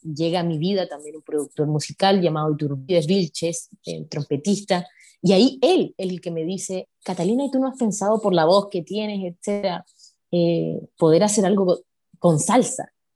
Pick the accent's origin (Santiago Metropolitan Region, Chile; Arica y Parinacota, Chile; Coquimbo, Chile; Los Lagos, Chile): Coquimbo, Chile; en la región de Coquimbo, donde yo nací, que es como unas seis horas de la capital de Chile.